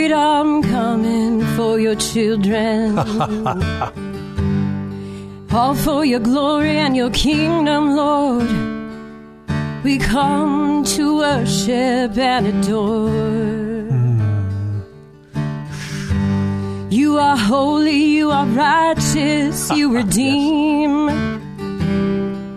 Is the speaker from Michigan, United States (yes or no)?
no; San Diego, California, United States; I'm from San Diego